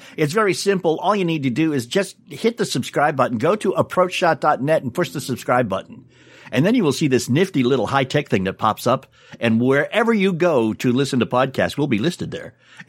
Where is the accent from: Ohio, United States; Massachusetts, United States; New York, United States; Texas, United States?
Massachusetts, United States; Boston; I grew up in Boston and I'm a Red Sox fan.